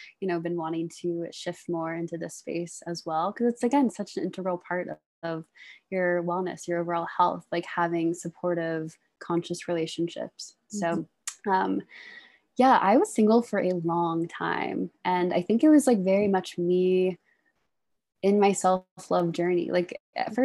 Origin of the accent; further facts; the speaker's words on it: Washington, District of Columbia, United States; moved away as an adult; also born or lived in Baltimore, Maryland; now in Boulder, United States; I'm from the Washington, D.C. area originally.